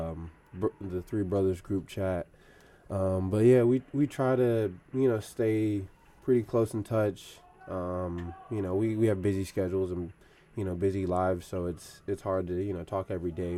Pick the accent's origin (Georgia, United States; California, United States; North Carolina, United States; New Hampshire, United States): Georgia, United States; Stone Mountain; moved away; I was born in Stone Mountain, which is in Atlanta